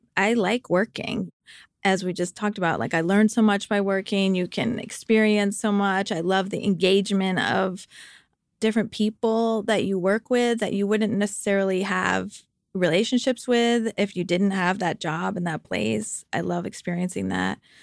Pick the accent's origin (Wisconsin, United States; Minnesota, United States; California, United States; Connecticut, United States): Connecticut, United States; outside of Hartford; moved away as an adult; also born or lived in Vermont / New York; I grew up outside of Hartford, Connecticut.